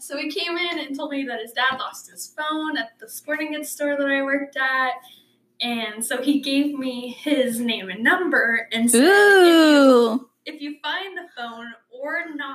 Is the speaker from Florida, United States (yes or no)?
no; Kodiak, Alaska, United States; moved away as an adult; now in Idaho, United States; I grew up on Kodiak, Alaska, which is a small island with about between 6,000 to 9,000 people on it. And I moved here to Idaho about a little less than 2 years ago